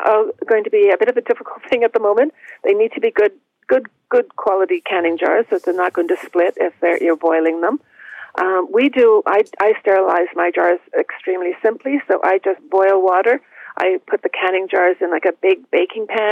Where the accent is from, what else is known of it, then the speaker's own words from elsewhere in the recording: Toronto, Ontario, Canada; where I grew up in Toronto